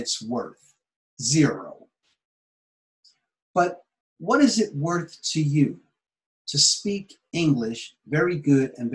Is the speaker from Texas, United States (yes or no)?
no; Philadelphia, Pennsylvania, United States; moved away as an adult; now in Japan; I was born in Philadelphia, Pennsylvania, in America